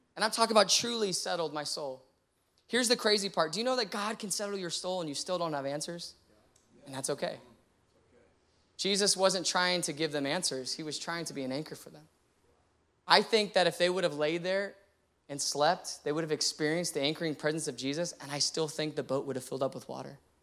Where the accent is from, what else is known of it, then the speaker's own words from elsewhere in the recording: San Antonio, Texas, United States; now in Austin, United States; I grew up in San Antonio